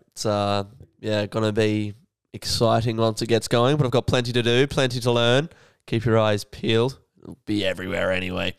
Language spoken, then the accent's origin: English; Australia; as an Australian